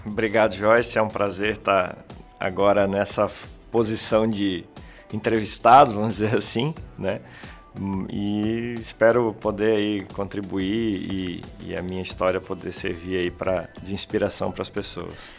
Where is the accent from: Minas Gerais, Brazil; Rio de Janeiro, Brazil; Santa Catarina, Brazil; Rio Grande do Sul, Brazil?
Santa Catarina, Brazil; eu sou daqui da, da região de Santa Catarina, nascido aqui em Santa Catarina.